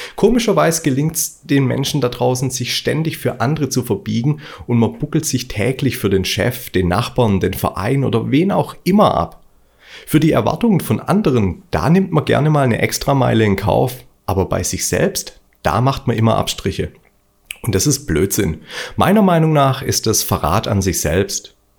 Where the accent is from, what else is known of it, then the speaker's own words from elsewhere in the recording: Stuttgart, Baden-Württemberg, Germany; Ich bin Stuttgarter und das hört man manchmal.